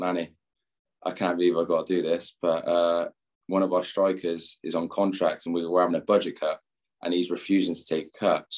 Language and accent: English; Gloucester, South West England, United Kingdom; moved away as an adult; now in Chicago, United States; I'm from Gloucester too.